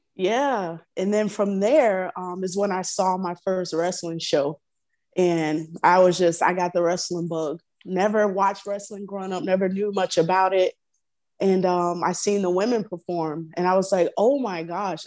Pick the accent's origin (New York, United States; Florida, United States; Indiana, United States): Florida, United States; growing up in Florida, I come from a huge family, really big family, um, country living, southern life